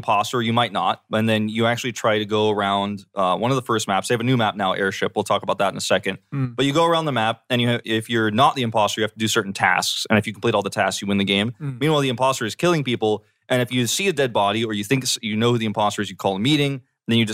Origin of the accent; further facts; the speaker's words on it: Georgia, United States; A lot of my Korean friends, actually, I grew up with in Georgia